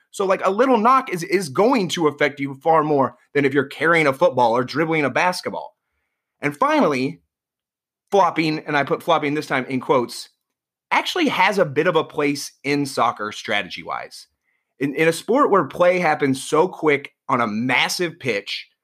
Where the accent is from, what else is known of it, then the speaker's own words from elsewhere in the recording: Iowa, United States; moved away as an adult; now in New York, United States; growing up in Iowa and, and moving to New York